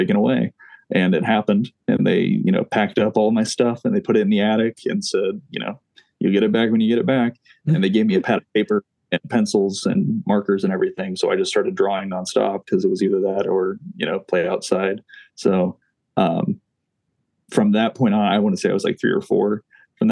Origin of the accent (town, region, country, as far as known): Kokomo, Indiana, United States; also born or lived in Fort Wayne, Indiana